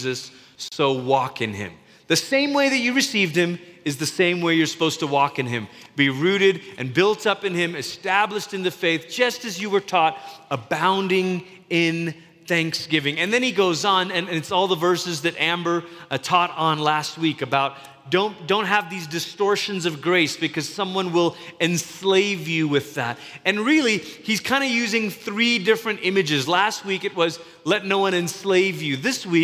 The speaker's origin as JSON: {"language": "English", "country": "Malaysia", "tie": "born or raised there", "said": "Growing up in Malaysia"}